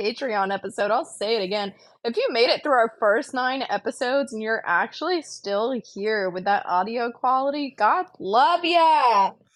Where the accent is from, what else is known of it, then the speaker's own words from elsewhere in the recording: Pensacola, Florida, United States; I'm from Pensacola, and like, at the time, I wasn't living in Pensacola, I was living in South Florida, but I grew up in Pensacola